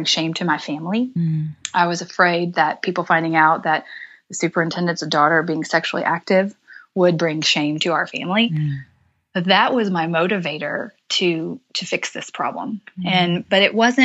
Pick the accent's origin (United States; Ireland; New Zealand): United States; Midwest; I was raised in the Midwest, had awesome, loving parents